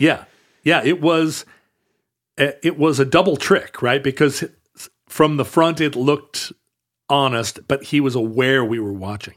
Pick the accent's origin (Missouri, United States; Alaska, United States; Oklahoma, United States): Alaska, United States; Anchorage; also born or lived in Seattle; When I was a kid growing up in Anchorage